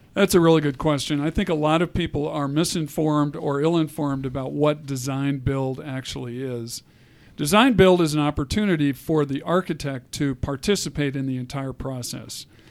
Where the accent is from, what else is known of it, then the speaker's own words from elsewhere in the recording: Colorado, United States; I'm a Colorado native, which is unusual